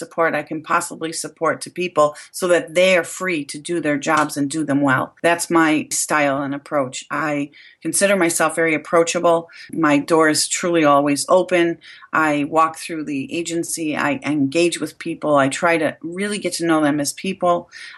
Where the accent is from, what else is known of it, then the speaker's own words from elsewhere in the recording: Buffalo, New York, United States; now in Rochester, United States; I moved here to Rochester from Buffalo, New York